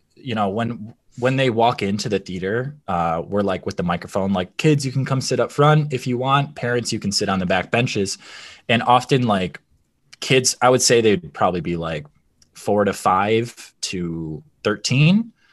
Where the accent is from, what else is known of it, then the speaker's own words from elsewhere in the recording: Michigan, United States; we grew up in Michigan, an Italian family